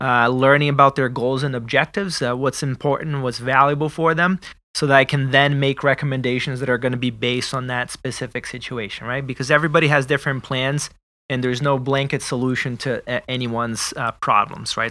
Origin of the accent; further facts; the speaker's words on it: Brazil; moved away; I am originally from Brazil